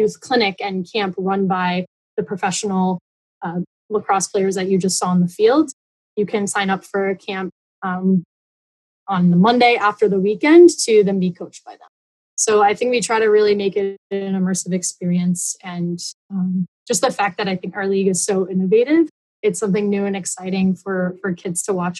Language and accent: English; Connecticut, United States; I grew up in Connecticut